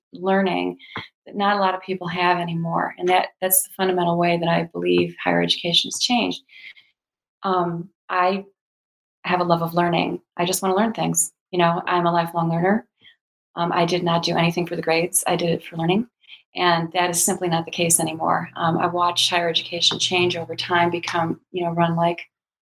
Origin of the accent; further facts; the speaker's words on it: Chicago, Illinois, United States; I grew up in the Chicago area